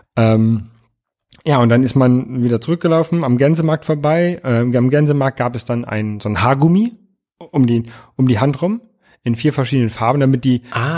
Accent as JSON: {"language": "German", "region": "Hamburg", "country": "Germany", "said": "als Hamburger"}